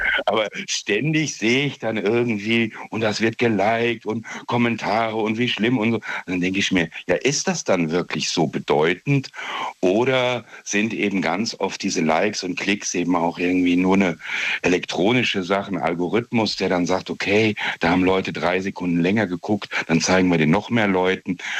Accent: Trier area, Rhineland-Palatinate, Germany; Ich bin aus der Gegend von Trier.

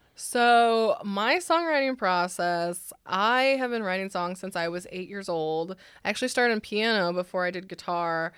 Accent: San Francisco, California, United States; also born or lived in Los Angeles; now in Nashville, United States; I'm from the Bay Area, so San Francisco

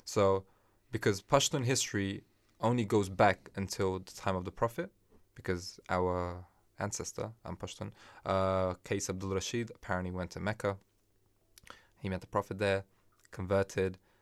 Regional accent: Afghanistan; moved away; I'm from Afghanistan

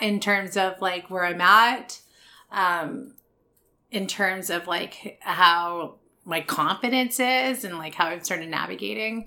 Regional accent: Vancouver, British Columbia, Canada; two Asians born and raised in Vancouver

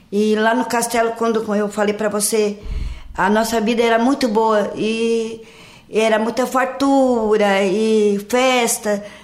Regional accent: Lauro Müller, Santa Catarina, Brazil; also born or lived in São Joaquim; sou natural de Lauro Miller e nasci em São Joaquim e meu pai me trouxe para cá

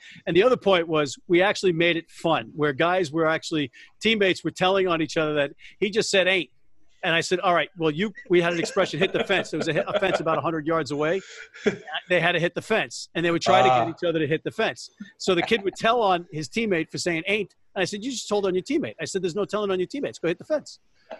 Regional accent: Jersey City, New Jersey, United States; I'm from urban white trash, New Jersey, Hudson County. I was born in Jersey City and raised in Hudson County.

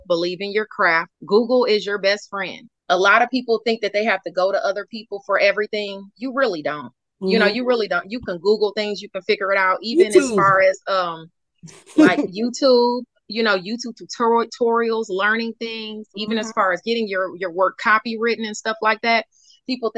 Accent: Detroit, Michigan, United States; I'm from Detroit. I was born in Detroit.

